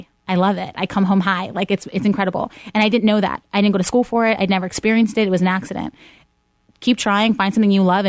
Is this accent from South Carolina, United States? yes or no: no; Pittsburgh, Pennsylvania, United States; moved away; I'm born and raised in Pittsburgh.